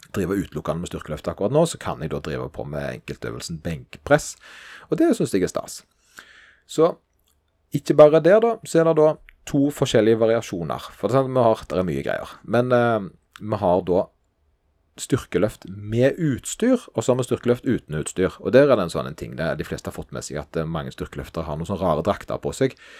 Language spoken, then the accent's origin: Norwegian; Stavanger, Rogaland, Norway; der jeg kommer fra, nemlig Stavanger